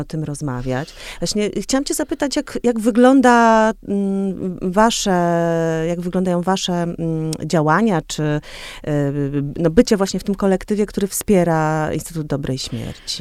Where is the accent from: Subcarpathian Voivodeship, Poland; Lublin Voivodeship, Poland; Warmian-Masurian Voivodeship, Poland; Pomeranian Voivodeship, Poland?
Warmian-Masurian Voivodeship, Poland; Olsztyn; moved away as an adult; also born or lived in Warsaw; obie jesteśmy z Olsztyna, czy właściwie z, Wa- z Warmii